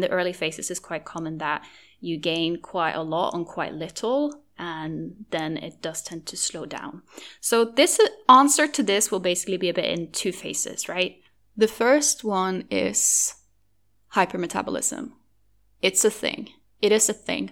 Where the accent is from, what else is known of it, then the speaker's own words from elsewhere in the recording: Norway; first language Norwegian; English is a second language; my native language, which is, which is Norwegian